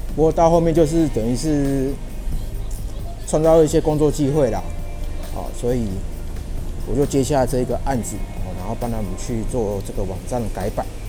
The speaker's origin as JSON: {"language": "Chinese", "region": "Yilan County", "country": "Taiwan", "tie": "born or raised there", "moved": "yes", "said": "我现在人是在宜兰这一边，哦，是我这个老家，哦，老家，我老家在宜兰"}